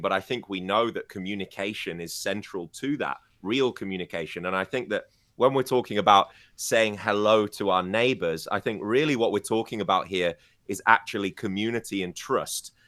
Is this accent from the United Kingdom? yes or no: yes; United Kingdom; moved away; my hometown in the U K